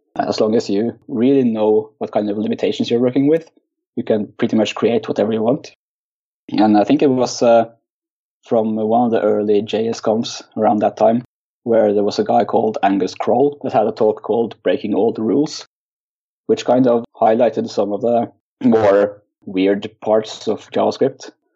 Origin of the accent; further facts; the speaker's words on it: Oslo, Norway; I'm from Oslo, Norway where I uh, work as a web developer for a consultant firm.